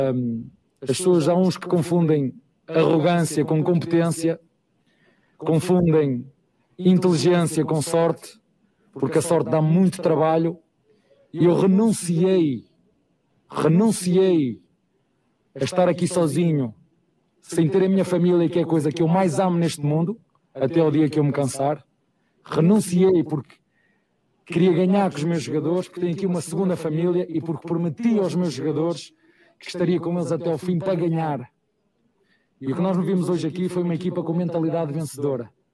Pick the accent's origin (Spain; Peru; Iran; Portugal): Portugal; moved away as an adult; now in Brazil; E eu sou português com muito orgulho, sou europeu com muito orgulho